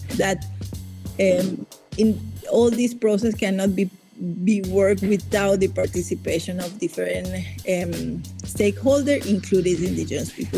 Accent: Caribbean coast of Nicaragua, Nicaragua; I'm indigenous Miskito from the Caribbean coast of Nicaragua

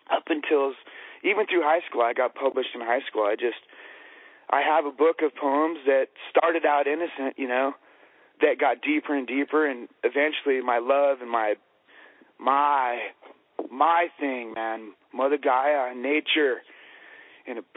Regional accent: La Puente, California, United States; also born or lived in Upland, California; I originally before that was in La Puente. Man, I grew up La in La Puente.

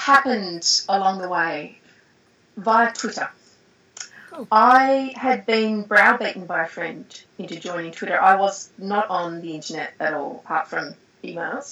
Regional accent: Australia; I'm Australian

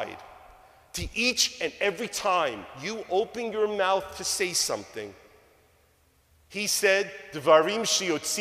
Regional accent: New York, United States; moved away; all the kids that I grew up with back in New York

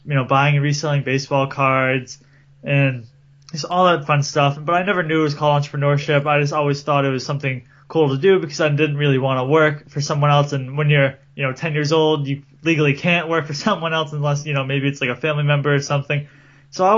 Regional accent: Cape Cod, Massachusetts, United States; I'm from Massachusetts and Cape Cod, which is right down by the ocean

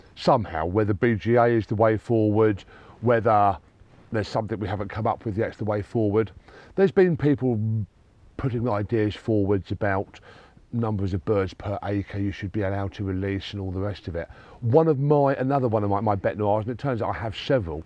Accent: Sussex, South East England, United Kingdom; I grew up in Sussex where there were a lot of fallow

